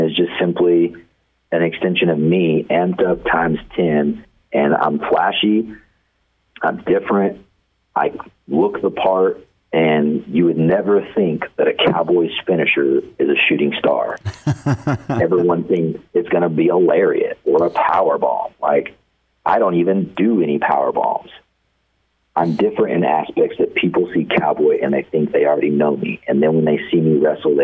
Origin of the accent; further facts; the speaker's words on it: Amarillo, Texas, United States; moved away; also born or lived in Oklahoma / Dumas, Texas; I was born and raised in Amarillo, Texas, on the outskirts.